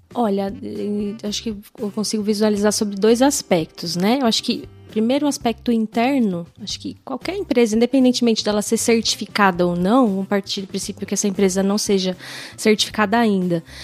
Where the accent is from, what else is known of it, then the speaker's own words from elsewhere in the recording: São Bernardo do Campo, São Paulo, Brazil; accent: puxa o R; Eu sou de São Bernardo do Campo, a gente puxa o R lá em São Bernardo